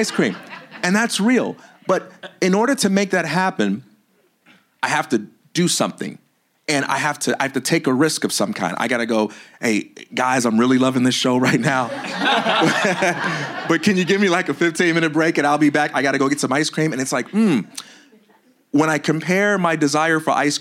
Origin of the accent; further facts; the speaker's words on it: Chicago, Illinois, United States; I am a Black American male, or I am a Christian, or I am from Chicago